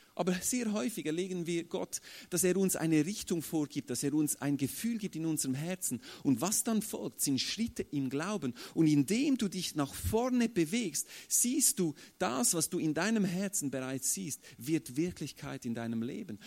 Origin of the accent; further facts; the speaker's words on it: Switzerland; bei uns in der Schweiz äh, sind absolute Aussagen nicht so beliebt. Also wir Schweizer sind ja äh, so neutral